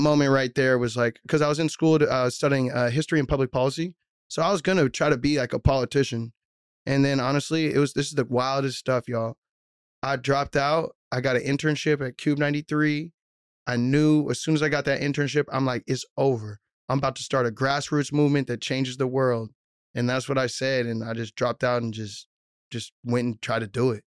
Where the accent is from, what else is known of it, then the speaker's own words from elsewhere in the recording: Mill Creek, Washington, United States; growing up in Mill Creek was cool